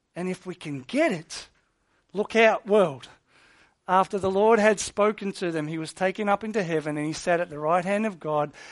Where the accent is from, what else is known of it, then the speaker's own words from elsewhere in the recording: Australia; Australia. Why? 'Cause we're a British colony.